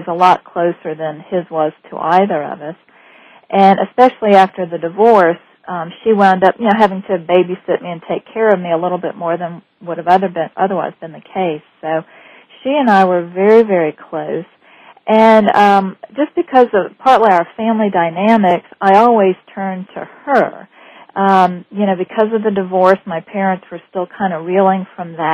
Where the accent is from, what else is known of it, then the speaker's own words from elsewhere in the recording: New Orleans, Louisiana, United States; I grew up in the French Quarter in New Orleans